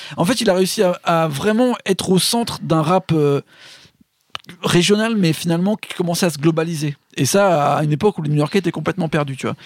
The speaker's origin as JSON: {"language": "French", "country": "France", "said": "nous en tant que français"}